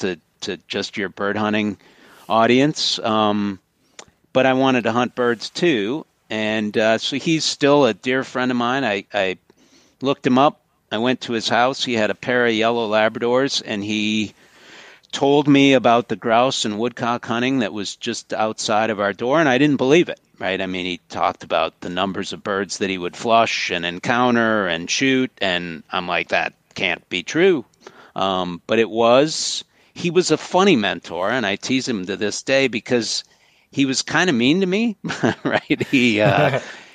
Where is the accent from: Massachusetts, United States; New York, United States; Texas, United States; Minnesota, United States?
Minnesota, United States; St. Paul; now in Michigan, United States; I grew up right in St. Paul